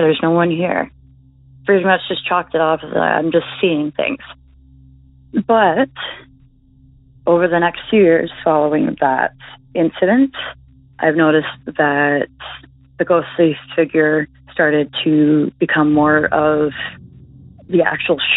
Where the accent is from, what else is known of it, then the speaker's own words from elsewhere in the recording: Belleville, Ontario, Canada; my hometown